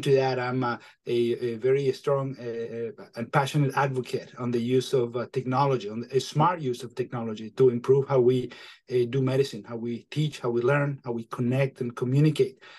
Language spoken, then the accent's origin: English; Venezuela; moved away as an adult; also born or lived in Michigan / Maine; now in New Hampshire, United States; I am originally from Venezuela